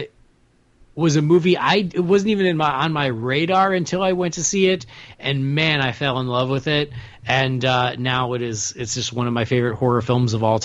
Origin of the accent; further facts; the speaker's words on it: Chicago, Illinois, United States; I'm from Chicago